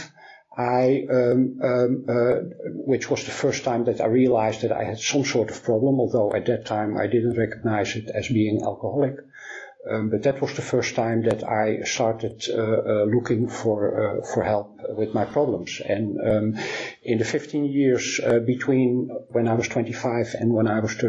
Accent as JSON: {"language": "English", "town": "Amsterdam", "region": "North Holland", "country": "Netherlands", "tie": "born or raised there", "said": "my hometown in Amsterdam"}